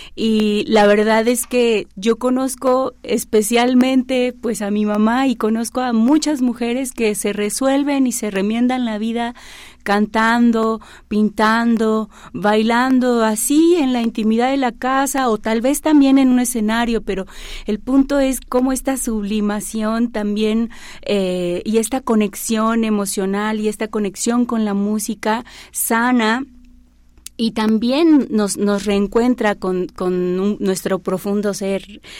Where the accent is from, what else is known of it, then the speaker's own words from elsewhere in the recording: Xalapa, Veracruz, Mexico; also born or lived in Catemaco, Veracruz; now in Puebla, Mexico; Yo vengo de Veracruz, nací en un lugar que se llama Catemaco, Veracruz, Crecí eh, mi primera infancia en Jalapa, Veracruz